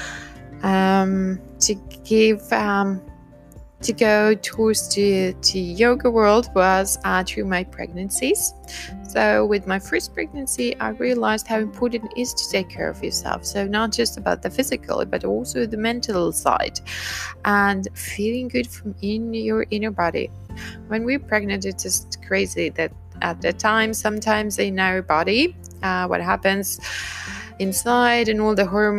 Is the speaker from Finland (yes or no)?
yes; Finland; I am from Finland